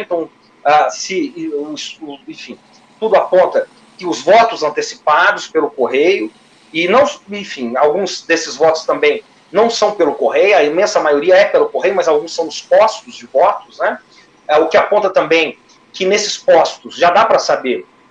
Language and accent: Portuguese; Minas Gerais, Brazil; como se diz em Minas Gerais, a minha terra